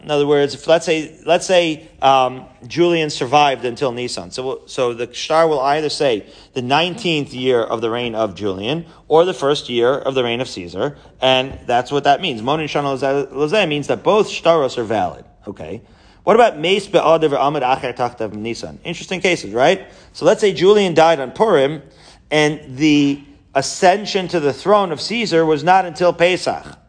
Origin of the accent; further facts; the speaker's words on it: Haifa, Haifa District, Israel; moved away; I grew up in Israel, you know, in Haifa.